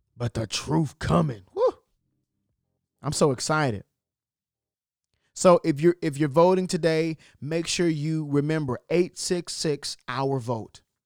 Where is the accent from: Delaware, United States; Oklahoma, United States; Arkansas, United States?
Arkansas, United States; Texas County; Y'all know I'm country. I'm from Texas County, Arkansas